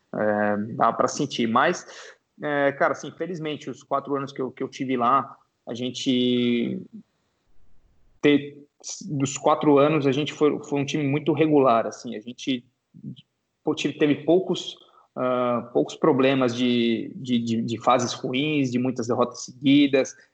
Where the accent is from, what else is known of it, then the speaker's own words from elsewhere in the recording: Brazil; nós como jogadores e como torcedores e como brasileiros